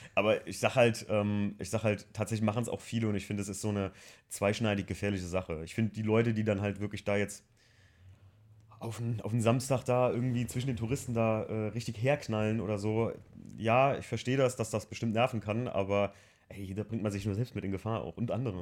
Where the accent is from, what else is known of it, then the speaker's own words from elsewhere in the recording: Germany; also born or lived in Andernach; für mich als Deutscher